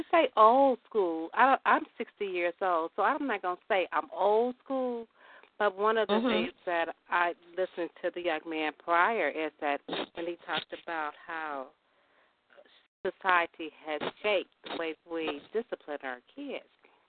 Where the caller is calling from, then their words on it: Chicago, Illinois, United States; calling from Chicago.